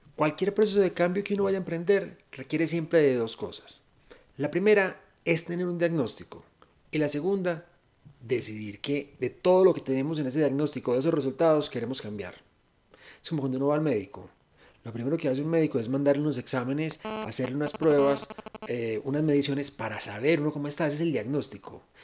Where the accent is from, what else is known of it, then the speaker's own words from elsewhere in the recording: Venezuela; now in Colombia; yo soy una compatriota venezolana, estoy aquí en Colombia